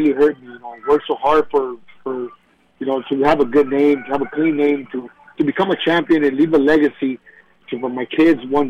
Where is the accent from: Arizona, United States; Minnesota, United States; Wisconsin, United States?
Arizona, United States; Tucson; back in my hometown in Tucson, Arizona, and having my people be there